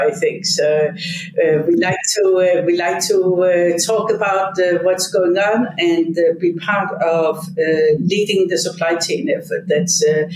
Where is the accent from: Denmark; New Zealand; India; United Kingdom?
Denmark; Odense, Southern Denmark; moved away; I was born in Odense, Denmark